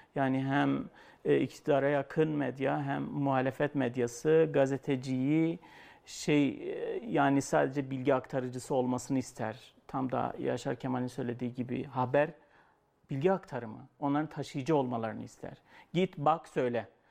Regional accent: Şırnak Province, Turkey

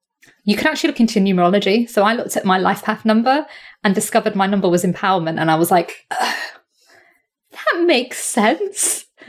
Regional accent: India

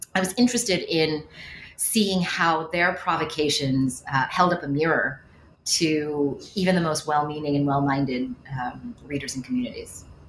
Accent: Westchester County, New York, United States; moved away as an adult; also born or lived in Cambridge, Massachusetts; I am from the New York area. I grew up in Westchester County

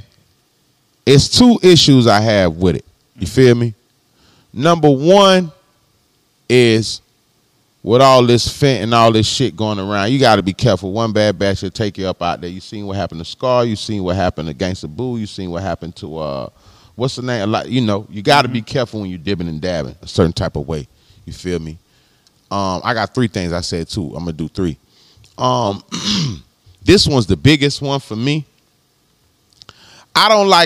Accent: Palm Beach, Florida, United States; I'm from Florida. I'm from the crib. I'm from down south. I'm from Palm Beach.

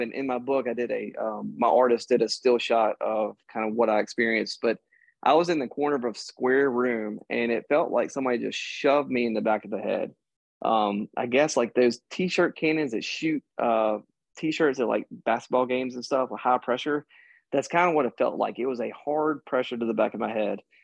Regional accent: Mississippi, United States; I grew up in Mississippi

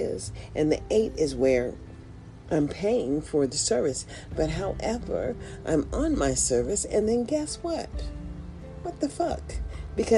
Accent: United States; I was born in the USA

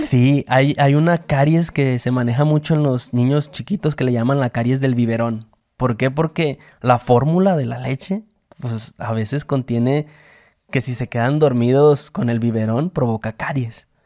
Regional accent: Mexico; Esa cultura tenemos los mexicanos

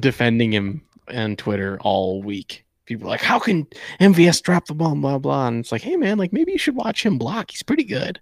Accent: Michigan, United States; I'm from Michigan.

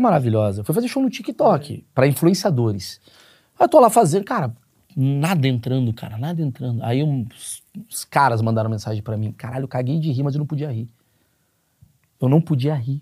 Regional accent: Rio de Janeiro, Brazil; moved away; eu nasci no Rio de Janeiro

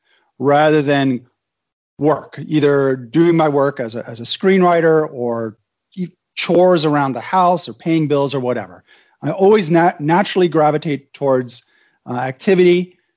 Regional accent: Germany; My background is I was born in Germany, actually, to an American dad and a German mom. My dad worked for the Department of Defense, U.S. Department of Defense. And so I went to Army and Air Force schools in Germany.

